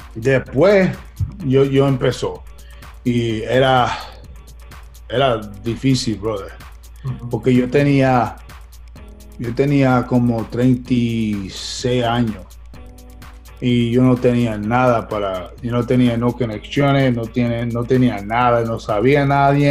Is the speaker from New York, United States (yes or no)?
yes; New York, United States; Spanish is a second language; moved away as an adult; also born or lived in Brooklyn, New York; now in Los Angeles, United States; yo nací en, en Brooklyn, pero yo soy de Queens